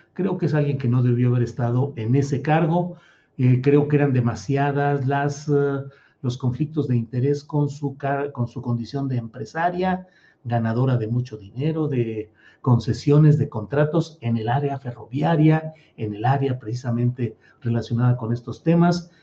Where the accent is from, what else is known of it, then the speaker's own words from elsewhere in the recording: San Luis Potosí, Mexico; also born or lived in Torreón, Coahuila / Mexico City; now in Zapopan, Mexico; soy de Torreón, Coahuila, crecí en San Luis Potosí